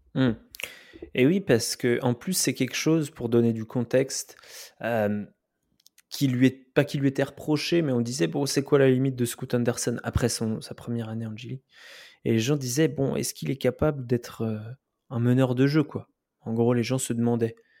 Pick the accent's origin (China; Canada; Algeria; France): France; on est des Français